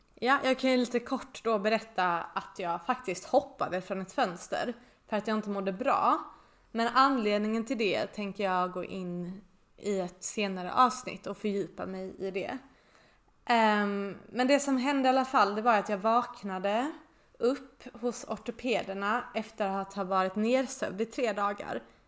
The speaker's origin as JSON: {"language": "Swedish", "town": "Båstad", "region": "Skåne", "country": "Sweden", "tie": "born or raised there", "moved": "yes", "said": "mitt barndomshem i Båstad"}